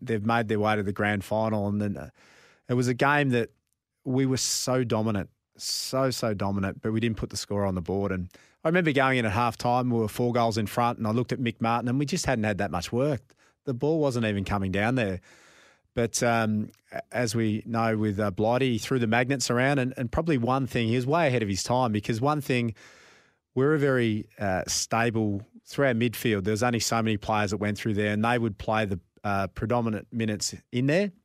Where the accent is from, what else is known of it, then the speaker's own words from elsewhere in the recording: Nhill, Victoria, Australia; growing up in Nil, halfway between Melbourne and Adelaide